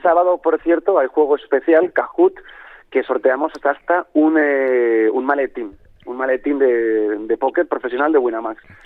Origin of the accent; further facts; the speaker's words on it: Spain; siendo españoles